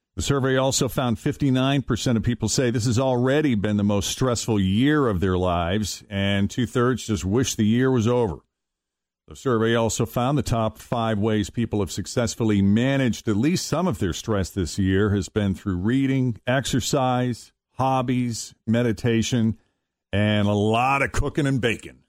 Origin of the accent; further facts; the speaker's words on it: East Coast, United States; now in Cincinnati, United States; growing up in the East Coast, uh, we're still in the Eastern time zone like we are here in Cincinnati